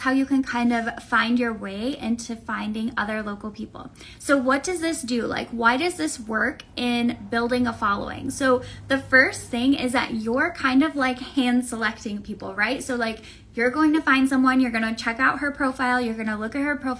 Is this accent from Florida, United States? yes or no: yes; Tampa, Florida, United States; I'm from Tampa, so we have Florida men, we have alligators, we have very strange weather.